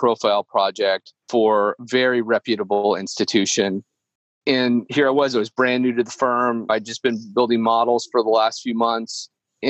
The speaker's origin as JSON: {"language": "English", "region": "Oregon", "country": "United States", "tie": "born or raised there", "moved": "as an adult", "lives_now": "Los Angeles, United States", "said": "I'm from Oregon. I grew up in this small town in Oregon"}